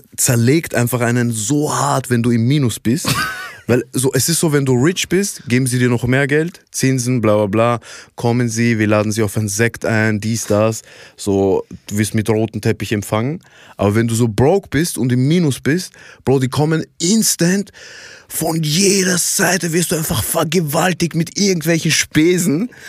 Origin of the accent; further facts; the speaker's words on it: Iraq; moved away; Ich komme ja ursprünglich aus dem Irak